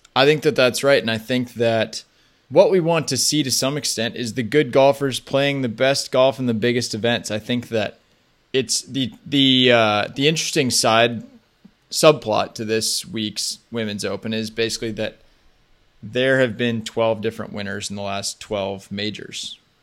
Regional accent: United States; as an American

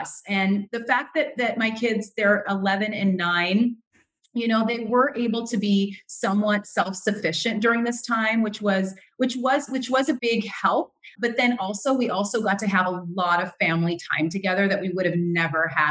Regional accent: California, United States; moved away as an adult; also born or lived in New York; now in New Jersey, United States; I'm originally from California. That's where I went to UC Berkeley, a UC just like similar to you. And I grew up in California

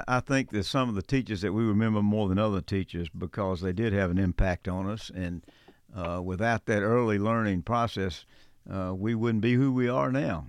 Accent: Athens, Georgia, United States; We both grew up in Athens, Georgia

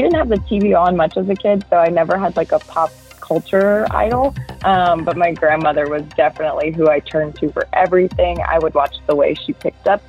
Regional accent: Houma, Louisiana, United States; my hometown, Houma

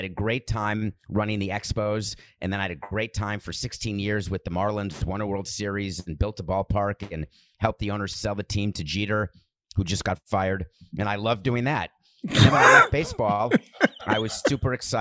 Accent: New York, United States; also born or lived in Milwaukee, Wisconsin / Florida; New York is my home

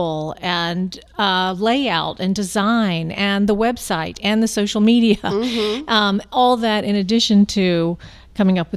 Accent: Lakeland, Florida, United States; I'm from Lakeland

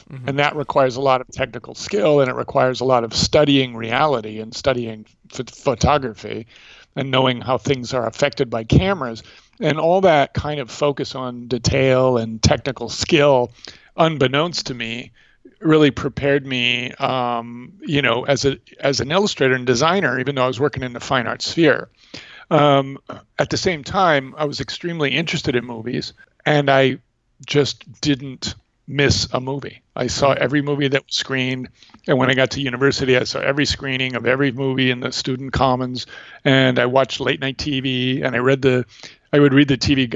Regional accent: St. Cloud, Minnesota, United States; moved away; I was growing up in St. Cloud, Minnesota at that time, which is north of Minneapolis.

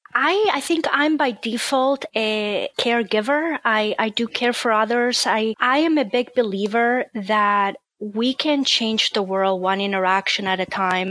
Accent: Spain; moved away as an adult; now in Cincinnati, United States; I'm originally from Spain, so my family was in Spain

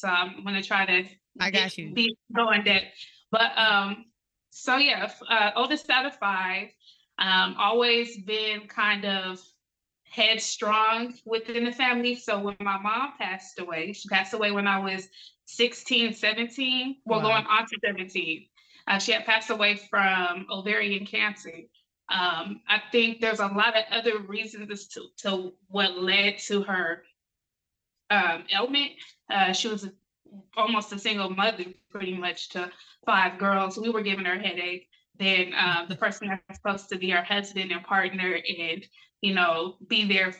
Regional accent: Colorado, United States; It was cool. I grew up with a lot of love, mainly from my mom.

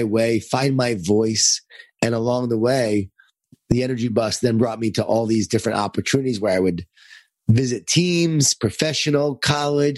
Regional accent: Lisle, New York, United States; I grew up in Lyle, New York, in a Jewish Italian family

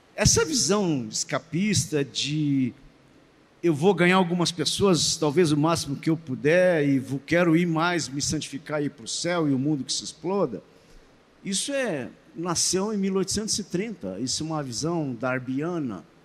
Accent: Estância Velha, Rio Grande do Sul, Brazil; Estância Velha, bem pertinho de Porto Alegre

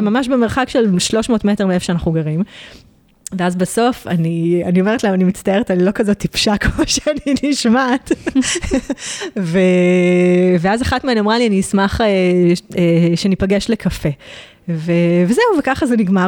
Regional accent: Israel; moved away as an adult; now in Provence, France; אנחנו בתור ישראלים

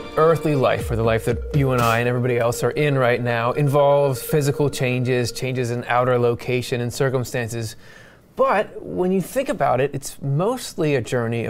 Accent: Southeast Michigan, United States; moved away as an adult; also born or lived in Southeast Pennsylvania; now in Pennsylvania, United States; I was born in Southeast Michigan and lived in three different locations in that area over the course of my childhood. As an adult, I moved over and settled in Southeast Pennsylvania.

